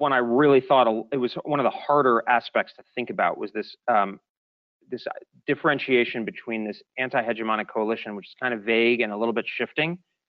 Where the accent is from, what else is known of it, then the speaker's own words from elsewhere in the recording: Japan; for instance, I grew up in Japan.